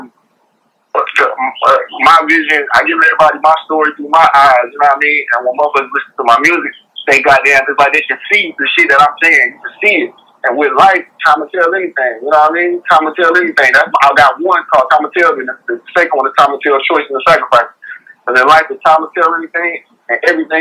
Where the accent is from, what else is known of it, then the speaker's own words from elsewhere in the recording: North Carolina, United States; I'm a country boy, you know, I'm from North Carolina